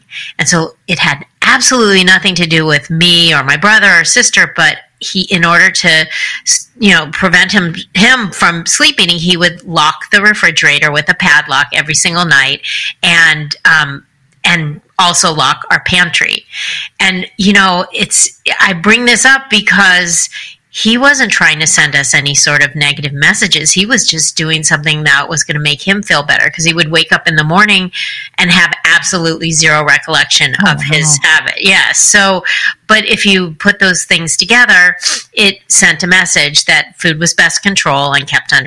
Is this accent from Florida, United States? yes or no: no; Los Angeles, California, United States; I grew up in Los Angeles